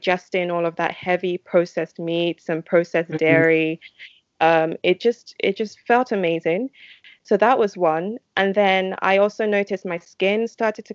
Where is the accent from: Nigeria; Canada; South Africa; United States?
Nigeria; when I was a kid, growing up in Nigeria